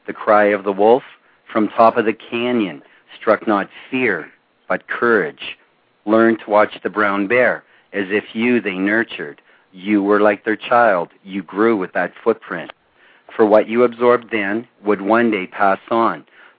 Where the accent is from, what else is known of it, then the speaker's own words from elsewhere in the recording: Ontario, Canada; Canada. We are on the border, the international border with Northern Michigan.